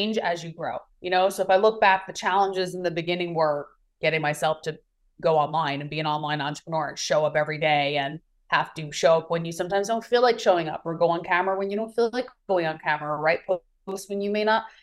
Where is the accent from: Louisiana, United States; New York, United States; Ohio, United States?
New York, United States; moved away as an adult; also born or lived in California; now in Maui, United States; I'm originally from New York and now I reside in beautiful Maui, Hawaii